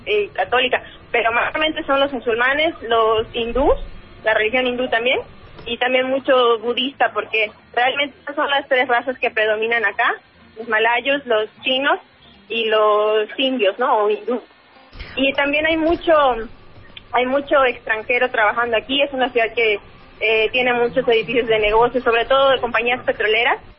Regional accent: Mérida, Yucatán, Mexico; Yo soy de Mérida, Yucatán.

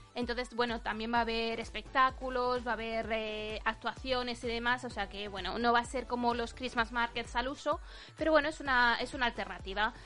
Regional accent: Spain; moved away as an adult; now in United Kingdom

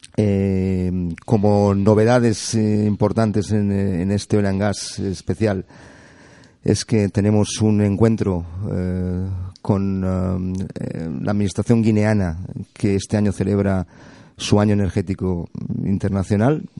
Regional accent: Barcelona, Catalonia, Spain; moved away as an adult; now in Las Palmas, Spain; Yo soy de Barcelona y tengo un puerto fantástico

